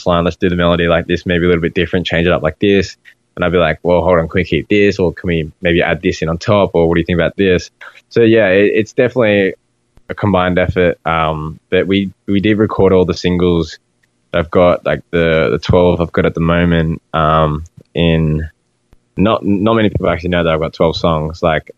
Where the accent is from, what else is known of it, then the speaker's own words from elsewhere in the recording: Australia; And I'm like, dude, like we're Australian. Like we don't refer to anything as bleachers.